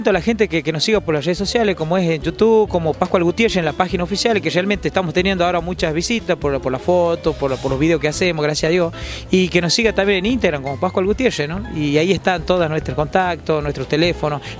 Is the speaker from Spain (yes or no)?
no; Catamarca, Argentina; yo trato de defender siempre mi terruño, ¿no? Siempre, siempre cantarle al poncho, cantarle a la artesana, siempre le canto a los hilos, al urdiembre, empaparme de, ese, esa tradición que tenemos en Catamarca, ¿no?